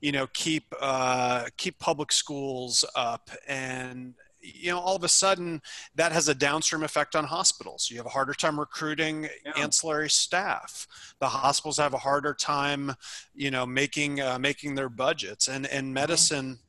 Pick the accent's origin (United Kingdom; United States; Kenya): United States; New York; moved away as an adult; also born or lived in Illinois; I'm originally from New York